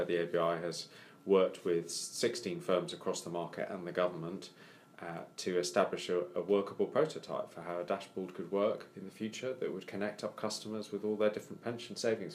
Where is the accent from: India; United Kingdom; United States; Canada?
United Kingdom; Wales; I'm Welsh